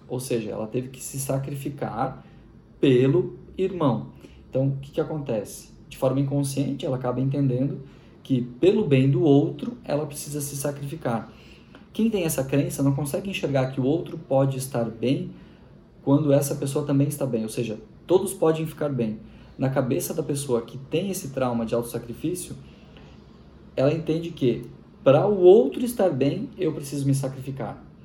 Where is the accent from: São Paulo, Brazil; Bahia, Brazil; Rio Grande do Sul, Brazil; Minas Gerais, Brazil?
Rio Grande do Sul, Brazil; Machadinho; eu sou gaúcho. Nasci na cidade de Machadinho, Rio Grande do Sul.